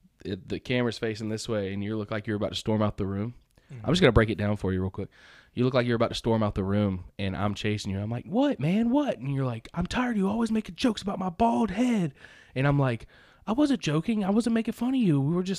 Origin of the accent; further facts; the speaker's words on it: the South, United States; I'm from the South.